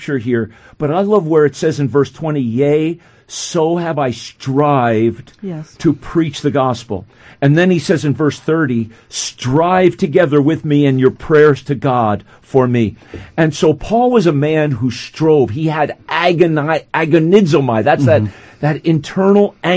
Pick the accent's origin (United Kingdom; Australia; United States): United States; Cresskill, New Jersey; I grew up in Creskill, and Teaneck's not far away